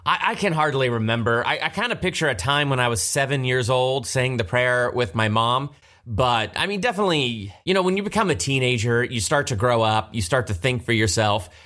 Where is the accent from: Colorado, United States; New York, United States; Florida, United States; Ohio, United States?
Ohio, United States; Galloway; moved away as an adult; also born or lived in Columbus, Ohio; now in California, United States; I was born in Columbus, Ohio, and grew up right outside of Hilliard, little town, Galloway